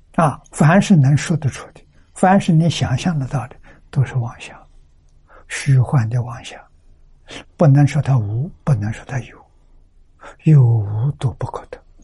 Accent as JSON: {"language": "Chinese", "country": "China", "said": "我们中国人"}